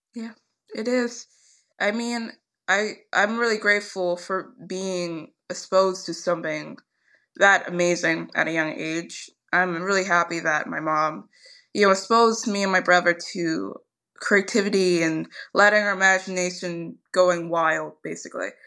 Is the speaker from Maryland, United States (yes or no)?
no; Philadelphia, Pennsylvania, United States; I'm actually from Philadelphia, and when I was younger, we really, the school system around us, it was not the best